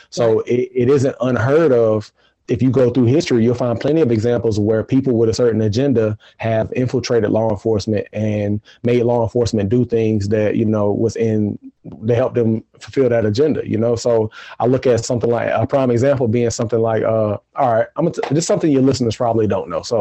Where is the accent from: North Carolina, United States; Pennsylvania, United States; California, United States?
North Carolina, United States; Durham; born or raised there